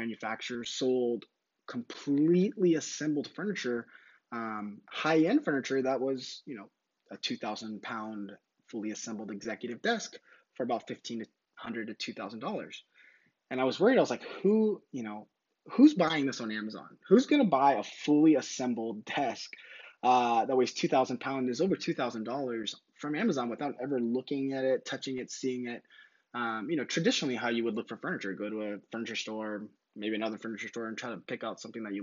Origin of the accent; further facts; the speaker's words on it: San Diego, California, United States; also born or lived in Temecula, California; I'm from San Diego